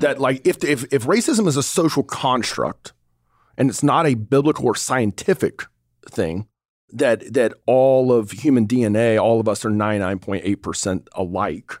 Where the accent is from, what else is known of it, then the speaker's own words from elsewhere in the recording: North Georgia, United States; moved away; also born or lived in Pensacola, Florida; I grew up in the dirty South. I grew up in North Georgia